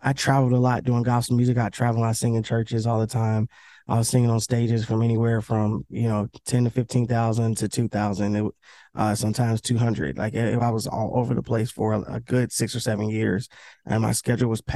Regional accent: Cincinnati, Ohio, United States; I'm from Cincinnati. And Cincinnati ain't that big

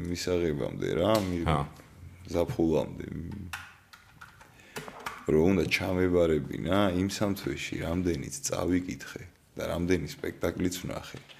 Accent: Tbilisi, Georgia; ვაკეში დავიბადე

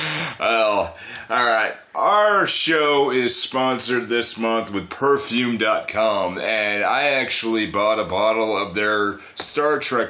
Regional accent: United States; Oh, I don't know. Okay. I'm American.

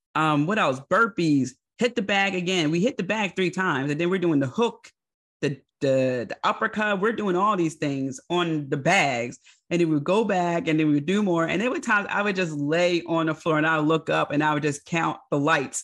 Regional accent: Philadelphia, Pennsylvania, United States; accent: Philly; My Philly accent

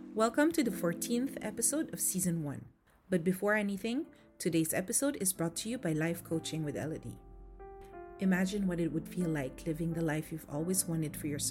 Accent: Philippines; I grew up in the Philippines

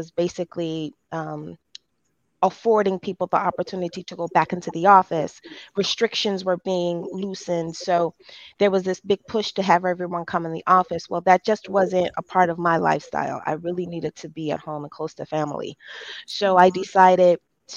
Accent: Detroit, Michigan, United States; I take great pride in being from the city of Detroit.

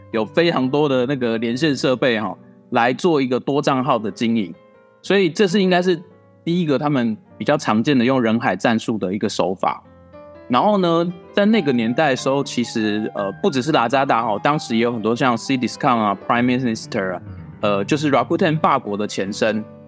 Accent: Taiwan; 我身为台湾人

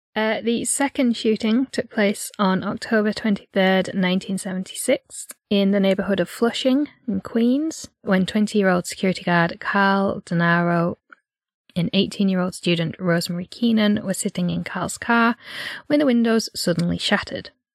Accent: Yorkshire and the Humber, United Kingdom; we're from North Yorkshire

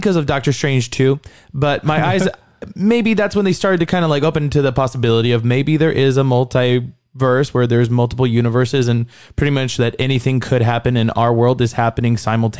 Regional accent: California, United States; And even though we're from California and we love our home state

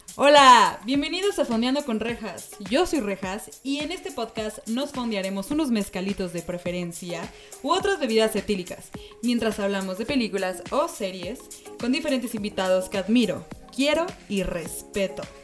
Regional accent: Mexico City, Mexico; soy de la Ciudad de México

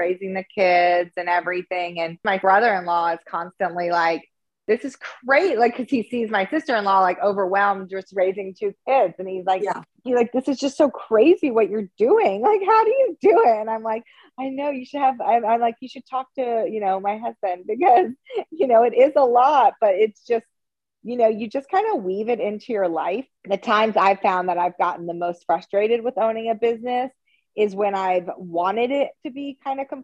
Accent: Houston, Texas, United States; also born or lived in Los Angeles; now in Austin, United States; I'm originally from Houston

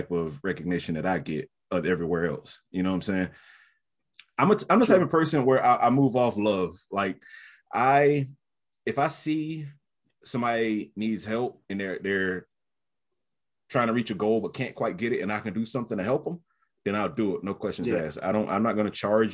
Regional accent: New Bern, North Carolina, United States; I'm from a small town, New Bern, North Carolina.

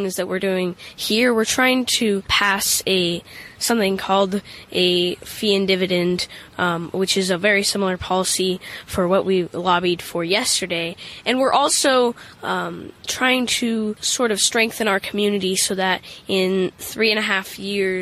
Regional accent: Portland, Oregon, United States; We're from Portland, Oregon

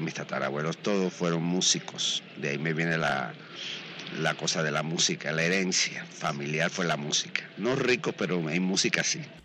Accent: Caibarién, Villa Clara, Cuba; moved away; also born or lived in Havana, Cuba; yo nací en Cuba, en un pueblito de la costa norte, de la provincia de Santa Clara, llamado Caibarien, en el año 1917. Toda mi familia era de ahí

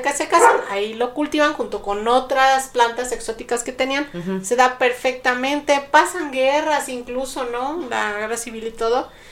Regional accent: Mexico; soy mexicana

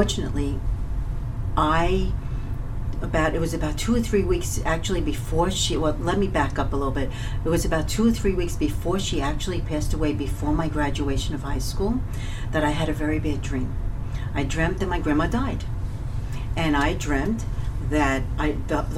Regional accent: New York City, New York, United States; I was born and raised in Coney Island, Brooklyn

